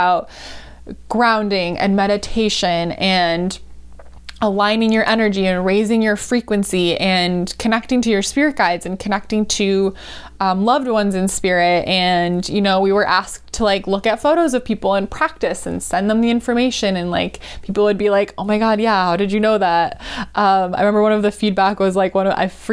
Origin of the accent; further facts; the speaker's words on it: Wisconsin, United States; the house I grew up in, which I grew up in Wisconsin.